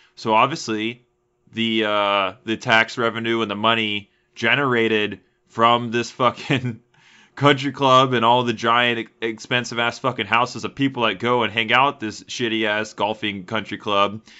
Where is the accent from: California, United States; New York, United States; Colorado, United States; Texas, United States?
Texas, United States; Houston; I was raised in Houston